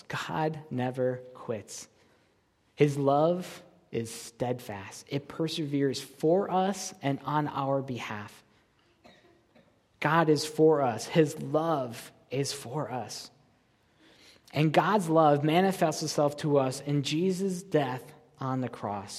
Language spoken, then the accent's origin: English; Buffalo, New York, United States; now in Kansas City, United States; I'm from Buffalo, New York